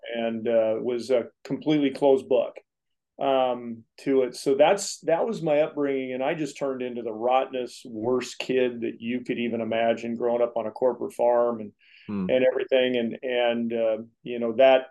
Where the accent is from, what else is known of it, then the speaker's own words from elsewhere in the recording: Springfield, Oregon, United States; born here in Springfield, Oregon. I'm a native guy. You know, I grew up in agriculture